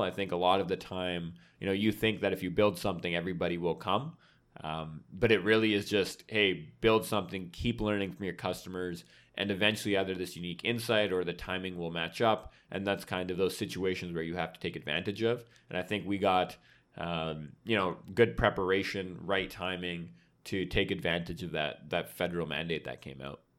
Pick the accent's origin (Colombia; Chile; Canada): Canada; Vancouver, British Columbia; moved away as an adult; born and raised in Vancouver